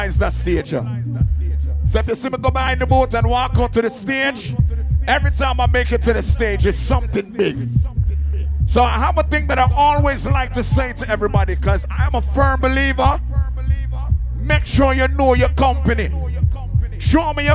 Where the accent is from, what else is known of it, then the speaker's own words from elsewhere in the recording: Jamaica; I'm Jamaican